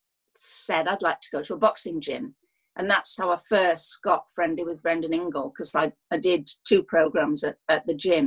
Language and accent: English; South Wales, United Kingdom; I come from South Wales, and boxing matters in South Wales quite a lot